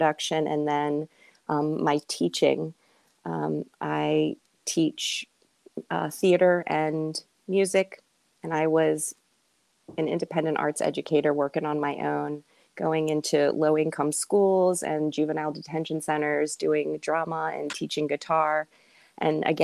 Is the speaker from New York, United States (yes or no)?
no; Richmond, Virginia, United States; also born or lived in Winchester, Virginia; I'm from Richmond originally